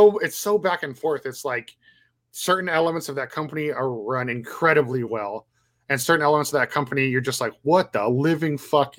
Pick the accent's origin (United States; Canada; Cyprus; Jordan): Canada; well, especially being Canadian.